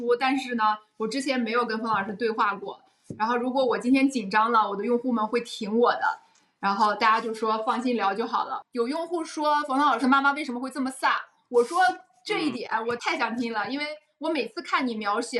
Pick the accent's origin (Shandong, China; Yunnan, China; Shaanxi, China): Shandong, China; Qingdao; 我是青岛人，所以我妈是山东山东大妈